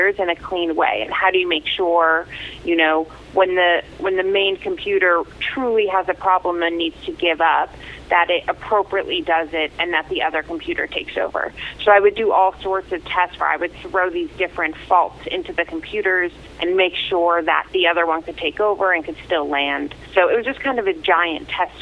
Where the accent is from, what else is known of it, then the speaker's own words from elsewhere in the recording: Croton-on-Hudson, New York, United States; moved away as an adult; also born or lived in Atlanta, Georgia; now in Pasadena, United States; I grew up in Croton on Hudson. I went to like all Croton schools my whole life